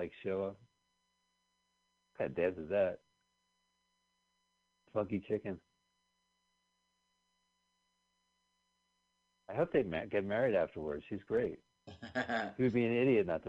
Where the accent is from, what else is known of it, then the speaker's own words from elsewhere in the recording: New Jersey, United States; we grew up in New Jersey